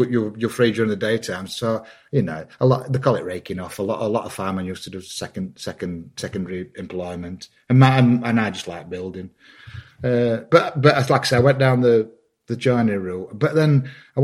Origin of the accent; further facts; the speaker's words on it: Wakefield, Yorkshire and the Humber, United Kingdom; I'm from Wakefield, West Yorkshire. So I'm like the third generation coal miner